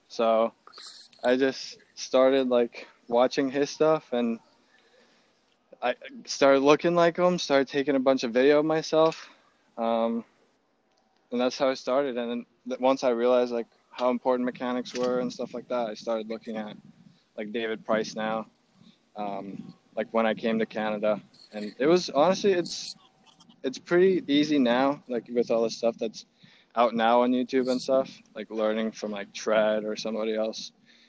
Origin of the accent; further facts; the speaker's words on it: Slovakia; My school was one of the only schools in Slovakia that actually had a baseball program.